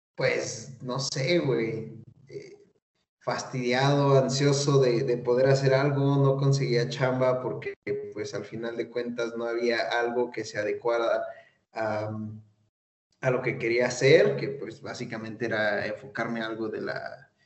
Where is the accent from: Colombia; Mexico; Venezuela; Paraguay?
Mexico; Mexico City; now in Tlaxcala, Mexico; soy chilango